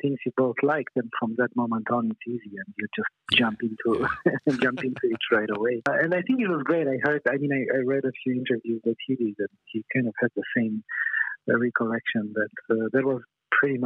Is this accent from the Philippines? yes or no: no; Romania; moved away; I'm originally from Romania